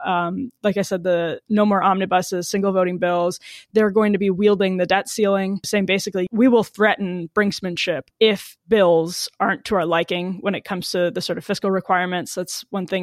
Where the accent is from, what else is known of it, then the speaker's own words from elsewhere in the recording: Wisconsin, United States; I'm from Wisconsin